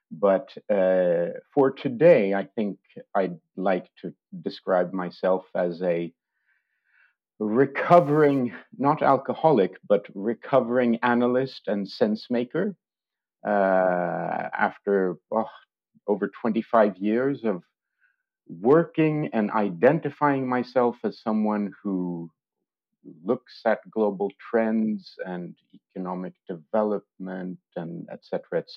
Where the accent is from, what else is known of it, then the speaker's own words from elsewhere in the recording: France; also born or lived in Switzerland / United Kingdom; now in Stockholm, Sweden; I've lived in Stockholm for 30 years. I grew up in France and Switzerland and studied in the UK.